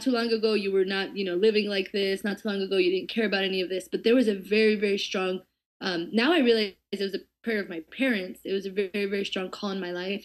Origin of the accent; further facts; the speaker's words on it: Eloy, Arizona, United States; I grew up literally in the middle of nowhere, um, in Eloy, Arizona